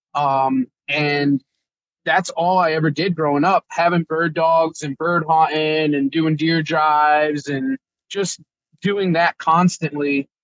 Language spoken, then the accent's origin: English; Connecticut, United States; I'm from Connecticut